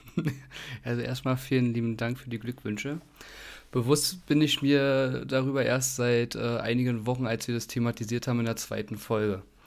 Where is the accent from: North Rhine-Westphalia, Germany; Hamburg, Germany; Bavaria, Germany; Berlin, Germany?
Berlin, Germany; Ich komme aus mhm. Berlin Buch übrigens. Also geboren bin ich dort